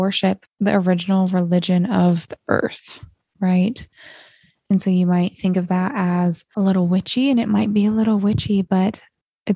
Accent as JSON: {"language": "English", "region": "Montana", "country": "United States", "tie": "born or raised there", "said": "growing up in Montana, when you can see the Milky Way every single night"}